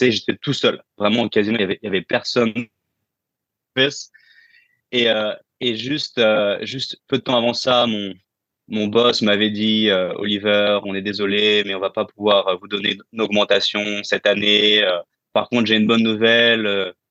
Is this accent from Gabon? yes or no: no; France; moved away; Euh, ah, ça fait huit ans que j'ai quitté la France.